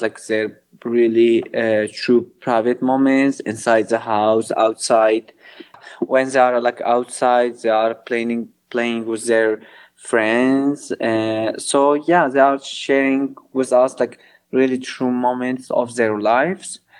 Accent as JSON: {"language": "English", "town": "Kobani", "region": "Aleppo Governorate", "country": "Syria", "tie": "born or raised there", "moved": "as an adult", "lives_now": "Mardin, Turkey", "said": "I'm originally from Kobani. Kobani is a, uh, like a border city on the Syrian and Turkish border."}